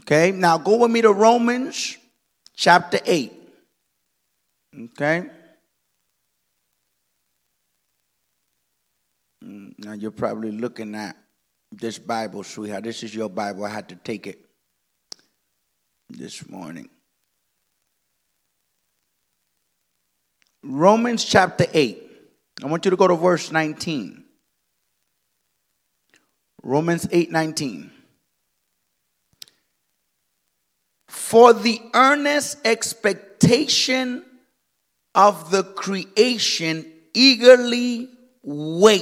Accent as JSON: {"language": "English", "country": "Dominican Republic", "said": "I am of Dominican origin. I come from the Dominican Republic."}